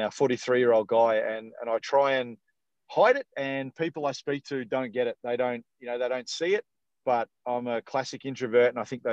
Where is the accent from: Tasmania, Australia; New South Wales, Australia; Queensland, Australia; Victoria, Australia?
Victoria, Australia; Dandenong; now in Perth area, Australia; I'm a Victorian born and bred. So I was born in Dandenong, which is about sort of probably 35 minutes or 40 minutes sort of south of main city Melbourne